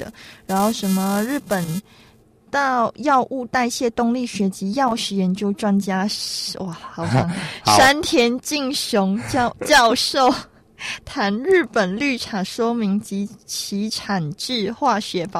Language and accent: Chinese; Malaysia; 呃，可是我是马来西亚人呢，我不是很懂哎。